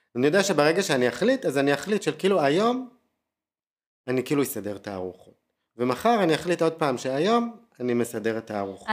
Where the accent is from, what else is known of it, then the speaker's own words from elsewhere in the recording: Tel Aviv, Tel Aviv District, Israel; moved away as an adult; אני תל אביבי ארטקור וחי את הברנג'ה